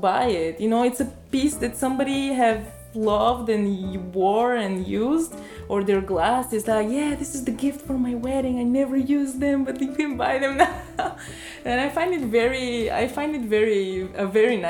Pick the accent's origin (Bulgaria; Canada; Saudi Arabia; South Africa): Bulgaria; moved away; me growing up, because I am from Bulgaria